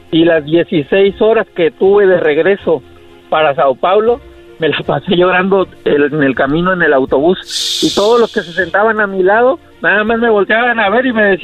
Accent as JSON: {"language": "Spanish", "region": "Guerrero", "country": "Mexico", "said": "Del estado de Guerrero."}